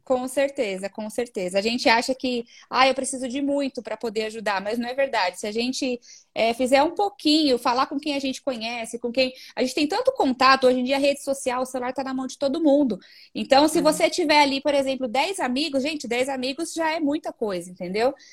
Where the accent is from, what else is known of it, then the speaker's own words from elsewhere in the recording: Osasco, São Paulo, Brazil; eu sou de Osasco